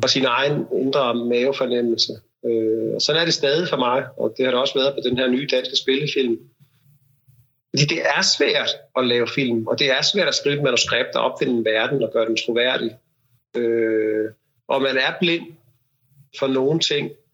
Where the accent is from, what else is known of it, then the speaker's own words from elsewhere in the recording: Denmark; vi andre kan få som danskere